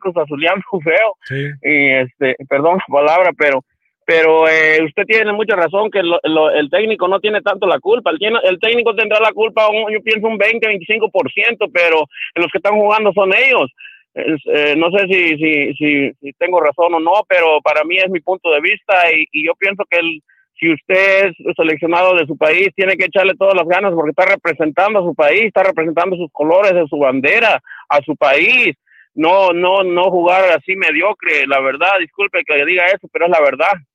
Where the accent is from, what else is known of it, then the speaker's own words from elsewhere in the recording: Mexico; yo soy mexicano